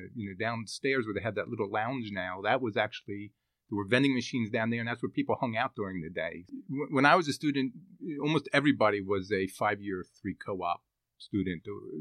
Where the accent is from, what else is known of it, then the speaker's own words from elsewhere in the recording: Philadelphia, Pennsylvania, United States; Drexel was what I grew up in the Philadelphia area, so Drexel was very well known